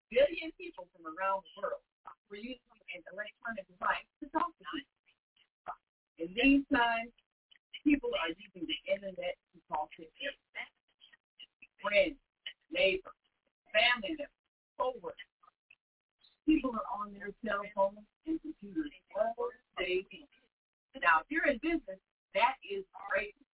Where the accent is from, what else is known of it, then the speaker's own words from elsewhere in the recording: Chicago, Illinois, United States; It's a personal story about our lives growing up in Maple Park on Chicago's South Side.